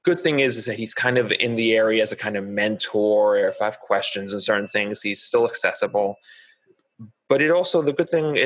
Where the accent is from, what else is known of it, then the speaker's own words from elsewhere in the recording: Huntington, New York, United States; also born or lived in North Shore, Long Island; I grew up on Long Island, the North Shore, right? When I was, I guess, in third grade-ish, we moved into Suffolk County to Huntington.